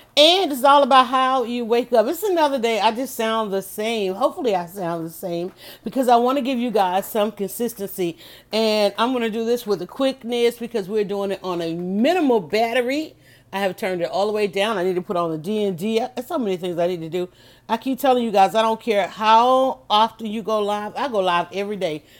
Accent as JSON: {"language": "English", "town": "Atlanta", "region": "Georgia", "country": "United States", "tie": "born or raised there", "said": "I was born here and I ain't never, I have not left yet"}